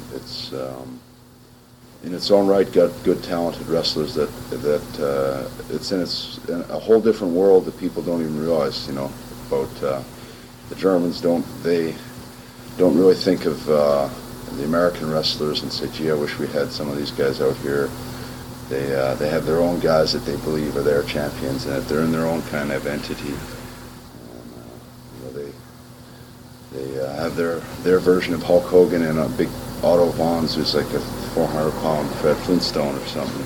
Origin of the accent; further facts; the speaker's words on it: Canada; I came out as a Canadian